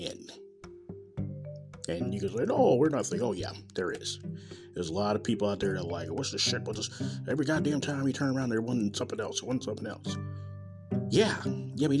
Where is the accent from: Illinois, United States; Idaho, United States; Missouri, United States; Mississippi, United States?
Missouri, United States; Kansas City; I'm a born and raised Kansas City in Missouri